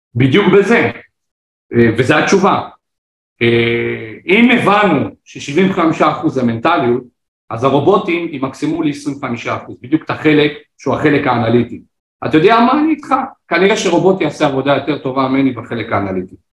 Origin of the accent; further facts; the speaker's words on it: Israel; ובואו נדבר עלינו כחבור, כישראלים